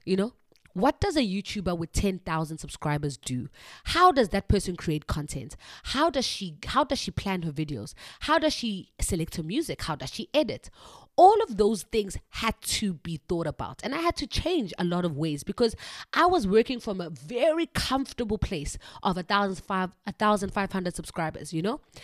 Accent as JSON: {"language": "English", "country": "South Africa", "moved": "as an adult", "lives_now": "China", "said": "I am a South African teacher living and working in China."}